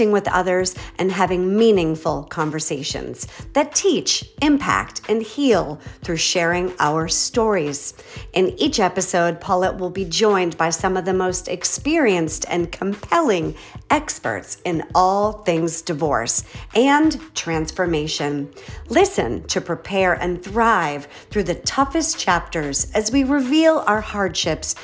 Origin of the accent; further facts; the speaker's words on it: Boston, Massachusetts, United States; moved away; I'm from Boston originally